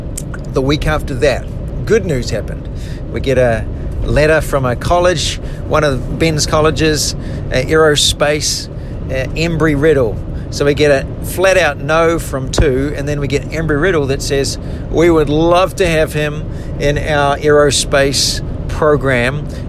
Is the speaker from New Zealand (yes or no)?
yes; New Zealand; now in United States; when we came from New Zealand to the USA, there were so many moments I was so anxious, I was so uncertain, I was so scared